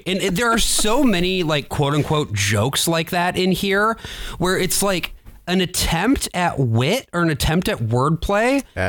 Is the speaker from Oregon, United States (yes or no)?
no; Grand Rapids, Michigan, United States; born or raised there